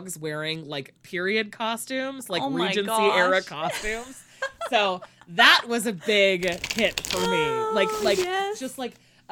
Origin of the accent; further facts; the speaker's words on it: United States; I'm obviously American